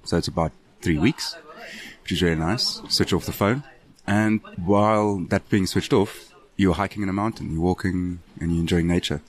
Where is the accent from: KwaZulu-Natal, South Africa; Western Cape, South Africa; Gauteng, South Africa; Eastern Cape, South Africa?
Western Cape, South Africa; Cape Town; from Cape Town, South Africa.